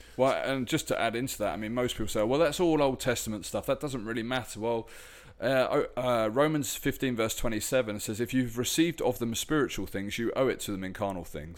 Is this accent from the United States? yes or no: no; United Kingdom; my home country